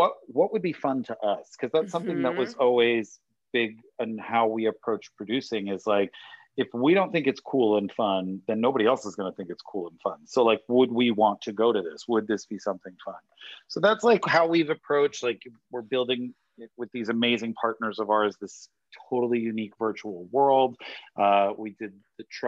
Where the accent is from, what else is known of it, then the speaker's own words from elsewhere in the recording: Rhode Island, United States; moved away as an adult; also born or lived in Boston; now in Los Angeles, United States; So I grew up in the little tiny state of Rhode Island, the smallest state in the union. And I lived there until I graduated high school